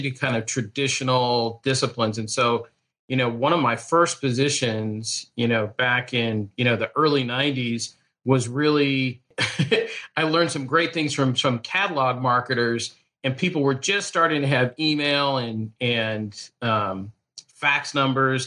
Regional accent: Portland, Oregon, United States; also born or lived in Tillamook, Oregon; now in Carlsbad, United States; But I grew up in Portland

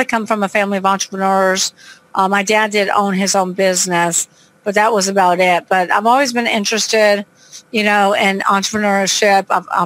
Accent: Long Beach, California, United States; now in New Orleans, United States; I'm from Long Beach, California, but I live in New Orleans, Louisiana.

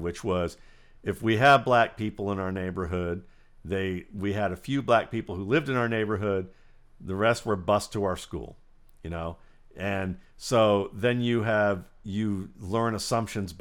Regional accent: Cleveland, Ohio, United States; moved away; also born or lived in Atlanta, Georgia; I grew up in Cleveland, Ohio, which is one of the most segregated places in the United States.

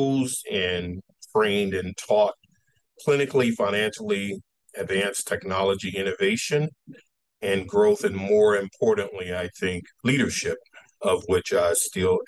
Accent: Texas, United States; moved away; I'm originally from Texas, and being common from Texas, I was very active in sports

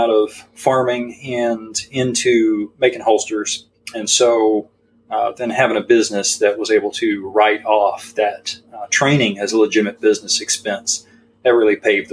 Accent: Texas, United States; I grew up in a very firearms friendly home, and so being a Texan and a man

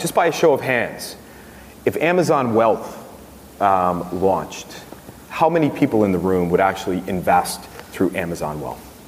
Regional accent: United States; accent: American; moved away; I have a U.S. citizenship still. As you can tell by my accent

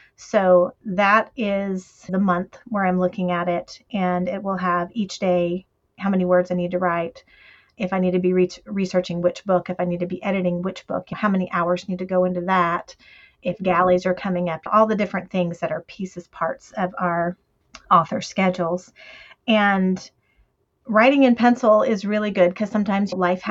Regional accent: the South, United States; We're from the South, so we say stuff like

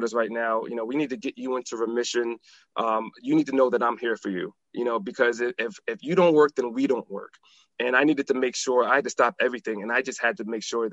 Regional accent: New Haven, Connecticut, United States; now in Maryland, United States; I'm originally from Connecticut. And New Haven, Connecticut

